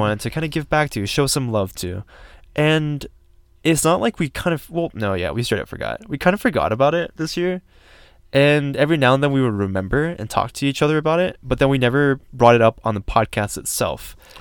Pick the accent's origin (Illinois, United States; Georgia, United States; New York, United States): Georgia, United States; now in Colorado, United States; it was nice to be back in my home state